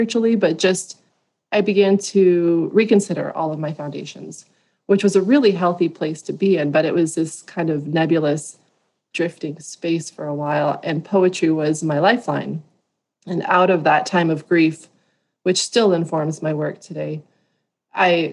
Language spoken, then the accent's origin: English; Southern California, United States; I grew up in Southern California